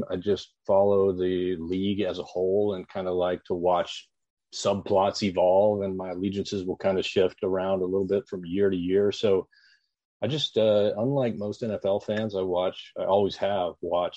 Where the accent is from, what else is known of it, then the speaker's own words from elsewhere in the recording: Oklahoma, United States; growing up in Oklahoma